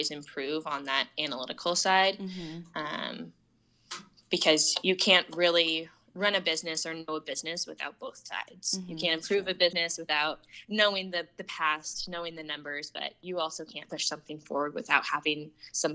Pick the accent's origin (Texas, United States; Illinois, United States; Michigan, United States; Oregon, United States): Oregon, United States; Portland; I was born and raised in Portland, Oregon, went to Central Catholic High School